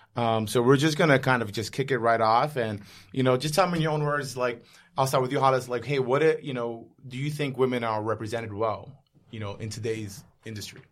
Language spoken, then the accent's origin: English; New York City, New York, United States; I'm a New Yorker